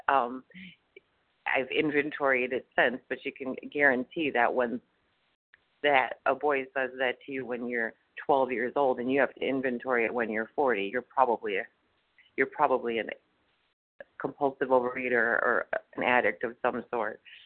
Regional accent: Wisconsin, United States; I'm from Wisconsin, and um, I'm actually in Texas

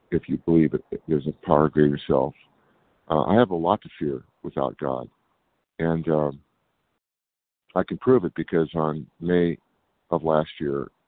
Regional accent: California, United States; I'm from California.

